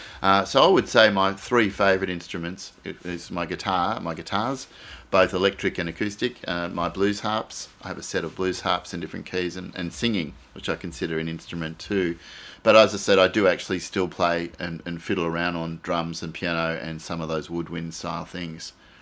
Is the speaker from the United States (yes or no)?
no; Australia; Generally, I love Australian songs because I identify as Australian. It's probably my strongest identity. As you know, I'm part of this country.